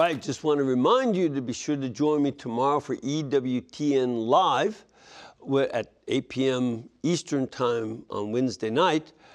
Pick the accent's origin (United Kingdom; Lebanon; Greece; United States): Lebanon; moved away; I am from Lebanon